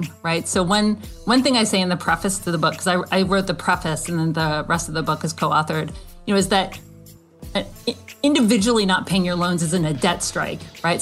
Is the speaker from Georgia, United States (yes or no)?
yes; Athens, Georgia, United States; Growing up in Athens, you know, my parents were like always, you know, on the brink